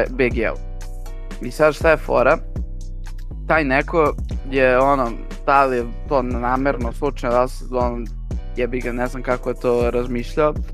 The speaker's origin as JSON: {"language": "Croatian", "region": "Belgrade", "country": "Serbia", "said": "mi samo beograđani"}